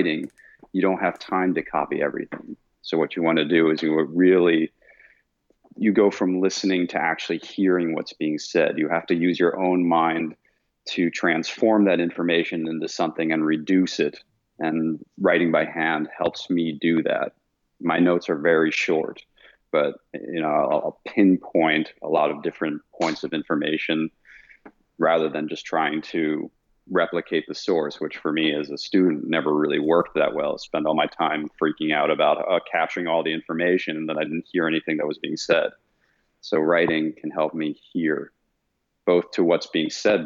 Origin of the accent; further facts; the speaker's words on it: Vienna, Austria; moved away as an adult; I was born and raised in Vienna, Austria. So I left Austria when I was 18 to go study